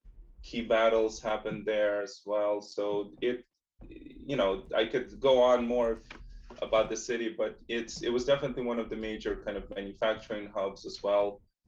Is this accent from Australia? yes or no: no; Russia; now in United States; And I had what I think is a pretty typical childhood of a kid growing up in Soviet Russia in the 80s, mid 80s. Into the early 90s as the Soviet Union fell apart, and then my family immigrated to the US in 94.